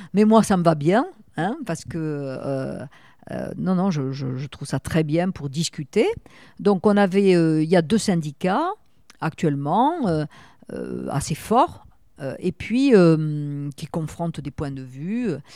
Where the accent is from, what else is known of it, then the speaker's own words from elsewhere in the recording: Toulouse, Occitania, France; moved away as an adult; now in Bordeaux, France; je venais de Toulouse, la première femme, en plus une Toulousaine